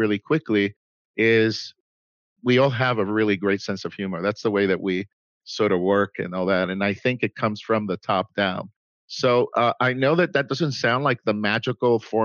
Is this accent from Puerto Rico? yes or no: yes; Puerto Rico; moved away as an adult; also born or lived in New York City, United States; now in Dallas, United States; I was born in New York City from Puerto Rican parents. My parents decided to move to Puerto Rico when I was 9 years old. I moved back to the States. They still live in Puerto Rico when I was 19. So I lived in Puerto Rico for 10 years.